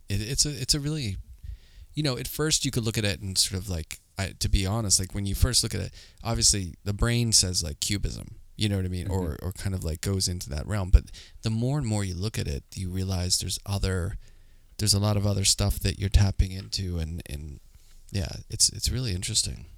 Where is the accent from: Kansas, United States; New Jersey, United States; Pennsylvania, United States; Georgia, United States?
Pennsylvania, United States; Pittsburgh; moved away as an adult; now in New York, United States; I grew up in Pittsburgh